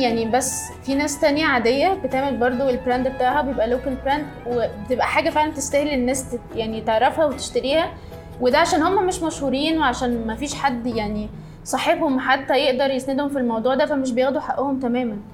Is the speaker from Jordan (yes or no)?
no; Egypt; احنا طبعاً يعني كمصريين